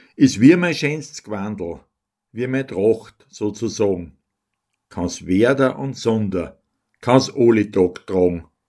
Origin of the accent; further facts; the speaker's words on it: Altenberg bei Linz, Upper Austria, Austria; Ich komme aus Almberg, dem Balkon von Linz.